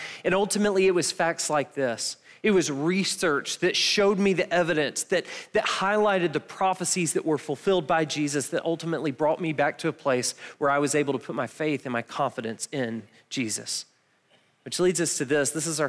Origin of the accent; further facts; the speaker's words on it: Milledgeville, Georgia, United States; we're from Milledgeville, so we've never actually touched snow